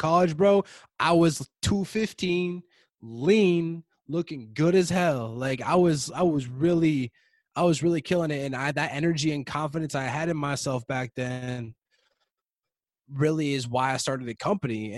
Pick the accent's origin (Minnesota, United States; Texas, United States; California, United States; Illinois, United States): Minnesota, United States; Prior Lake; the whole 10 years I grew up in Prior Lake